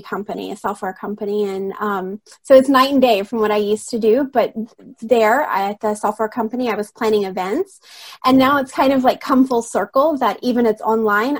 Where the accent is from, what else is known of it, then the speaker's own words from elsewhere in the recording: Alabama, United States; moved away as an adult; now in Rome, Italy; I'm originally from Alabama in the States